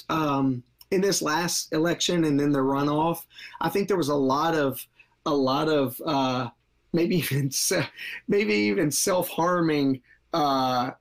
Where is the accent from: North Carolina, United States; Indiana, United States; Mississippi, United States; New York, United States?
Mississippi, United States; now in Marietta, United States; I'm not originally from Georgia. I grew up in Mississippi, and things are a little slower moving down there.